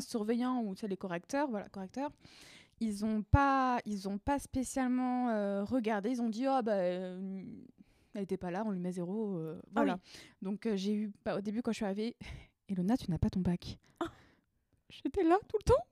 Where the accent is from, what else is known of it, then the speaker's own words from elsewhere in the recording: Paris region, Île-de-France, France; je viens de région parisienne